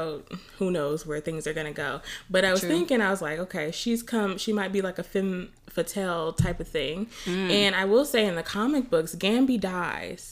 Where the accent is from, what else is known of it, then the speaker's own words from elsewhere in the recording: Chicago, Illinois, United States; we're both from Chicago